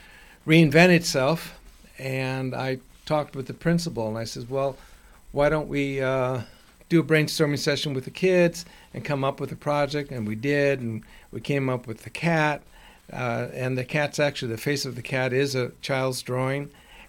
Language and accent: English; Chicago, Illinois, United States; moved away; When I was growing up, I lived in, I'm from Chicago